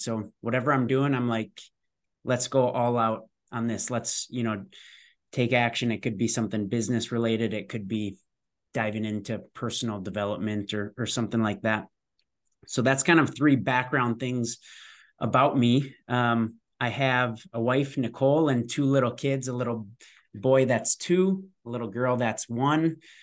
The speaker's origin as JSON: {"language": "English", "region": "Minnesota", "country": "United States", "tie": "born or raised there", "said": "I am born and raised in Minnesota"}